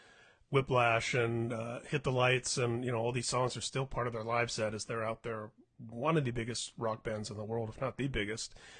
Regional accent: Indianapolis, Indiana, United States; moved away as an adult; now in California, United States; Indianapolis, which I was actually my hometown, but I've lived in California for the last 20 years.

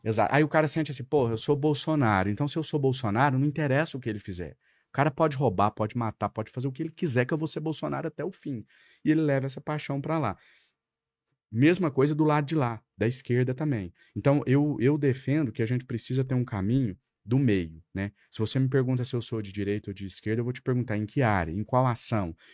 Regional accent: Ituiutaba, Minas Gerais, Brazil; moved away as an adult; now in Brasília, Brazil; Lá na minha cidade natal, em Tuiutaba

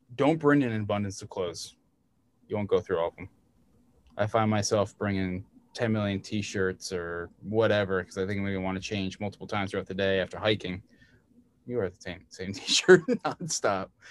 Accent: Red Hook, New York, United States; also born or lived in Woodstock, New York; I grew up in Red Hook, um, very close to where you are in Tivoli but I also lived in Woodstock

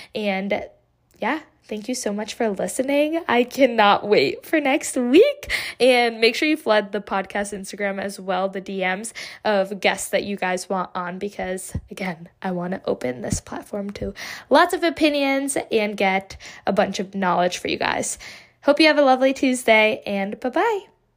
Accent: Connecticut, United States; I am from Connecticut, a small, relatively small town

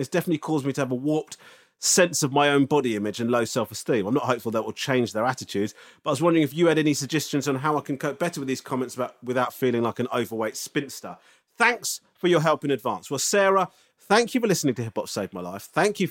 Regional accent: Japan; now in London, United Kingdom; I'm originally from Japan and I'm half Japanese, but I've now lived in London for almost 16 years.

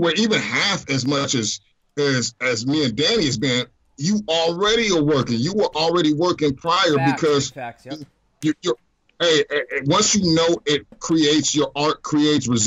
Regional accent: Cerritos, California, United States; I'm from Southern California. I went to Cerritos High School. That's in Los Angeles County

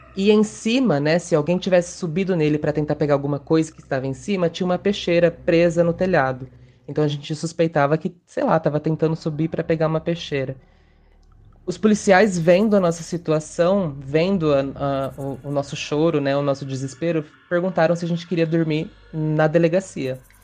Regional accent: interior of São Paulo, Brazil; tenho 27 anos e sou do interior de São Paulo

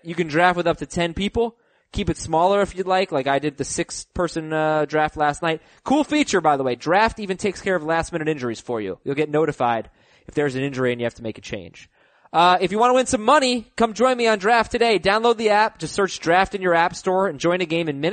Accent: New York, United States; I'm a New Yorker.

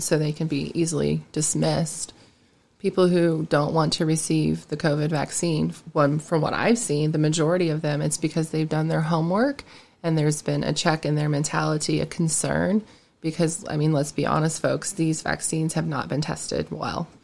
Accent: Alexandria, Indiana, United States; also born or lived in Greenfield, Indiana / Greenwood, Indiana; now in Knightstown, United States; I'm from Alexandria, grew up there, and then I moved to Greenfield

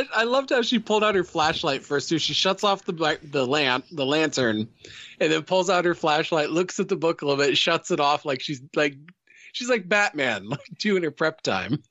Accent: Midwest, United States; I grew up in the Midwest

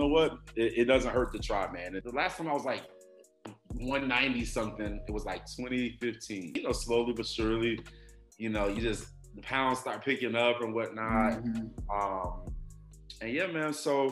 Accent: Miami, Florida, United States; moved away as an adult; now in Houston, United States; I'm from Miami. I moved to Texas in 2012

